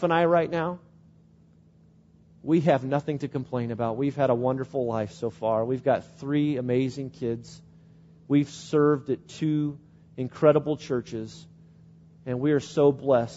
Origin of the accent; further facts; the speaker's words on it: Springfield, Illinois, United States; moved away; my hometown in Springfield, Illinois